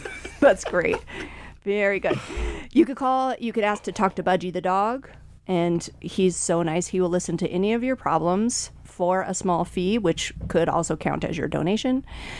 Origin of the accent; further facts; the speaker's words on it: Idaho, United States; I grew up in Idaho